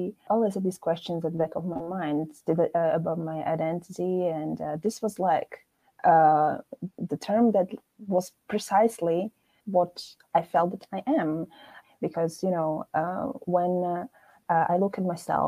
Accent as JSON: {"language": "English", "country": "Slovakia", "also_born_or_lived": "United Kingdom / Scotland / London / Netherlands", "moved": "as an adult", "said": "I come from Slovakia, and I have a rather unusual, for some maybe, a background."}